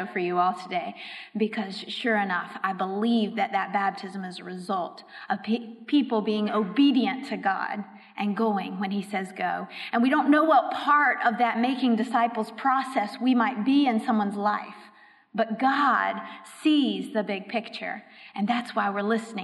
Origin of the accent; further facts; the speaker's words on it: Raleigh, North Carolina, United States; moved away as an adult; also born or lived in Europe; I was raised in Raleigh, so not too far from here